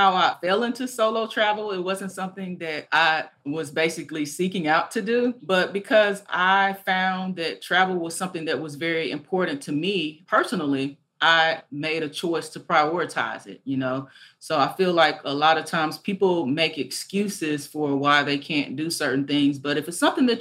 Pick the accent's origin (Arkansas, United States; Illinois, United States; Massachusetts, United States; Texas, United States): Arkansas, United States; also born or lived in Nashville, Tennessee; growing up in Arkansas, I used to travel with my family quite a bit